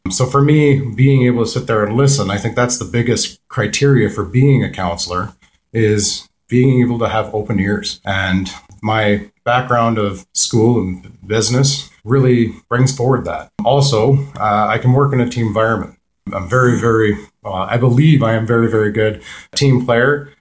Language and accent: English; Peterborough, Ontario, Canada; I was born and raised in Peterborough.